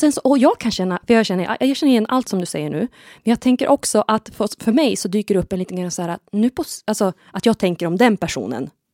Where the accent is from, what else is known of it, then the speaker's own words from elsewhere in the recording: Sweden; Jag kommer från Härskog, denna pyttelilla by som har förlorat nästan allt nu. Mm. Men eh, fastän att jag liksom är född där